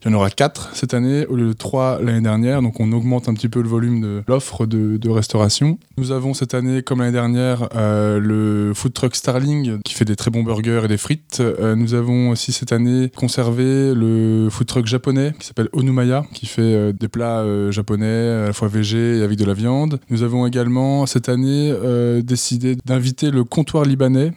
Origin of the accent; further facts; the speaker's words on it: the Alps, France; je suis originaire des Alpes